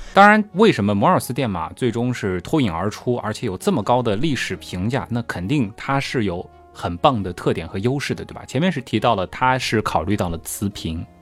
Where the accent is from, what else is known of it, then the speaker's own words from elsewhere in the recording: Shanghai, China; accent: Shanghainese; 我们上海话啊，这个方言里面，王和黄直接是一个音